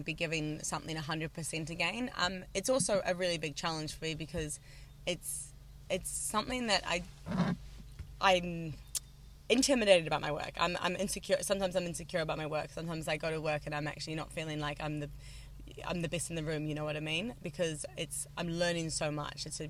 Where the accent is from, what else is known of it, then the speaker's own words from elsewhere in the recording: New Zealand; also born or lived in Wanaka; I'm from New Zealand